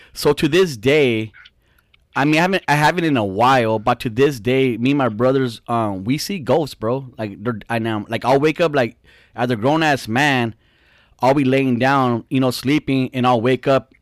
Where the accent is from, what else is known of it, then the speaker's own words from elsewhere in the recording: Fontana, California, United States; we grew up in Fontana in Southridge